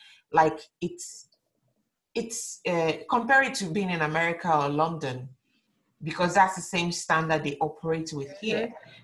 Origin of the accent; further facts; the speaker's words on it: Lagos, Nigeria; moved away; So I'm coming from Lagos where work is like everything, we're working morning till night, sometimes you're working 7 days a week.